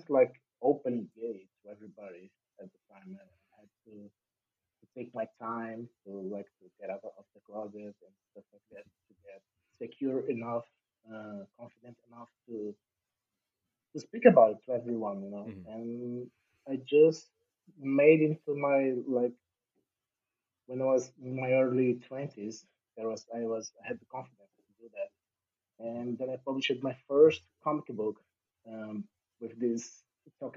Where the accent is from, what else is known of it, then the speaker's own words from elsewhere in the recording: Brasília, Federal District, Brazil; I'm a cartoonist from Brazil. And I was born in Brasília, which is the capital of Brazil